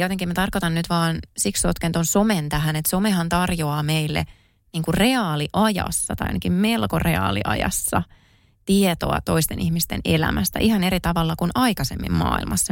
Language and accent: Finnish; Kouvola, Kymenlaakso, Finland; moved away as an adult; kun mä asuin elämäni ekat 18 vuotta Kouvolassa